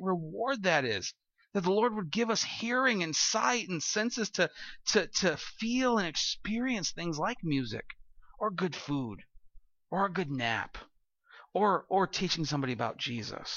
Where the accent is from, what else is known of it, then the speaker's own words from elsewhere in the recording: California, United States; moved away; I'll say, "California."